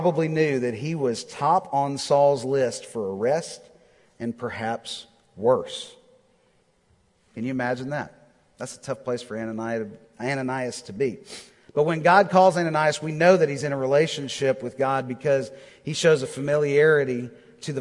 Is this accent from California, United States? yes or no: no; Texas, United States; moved away as an adult; now in Nashville, United States; I'm from Texas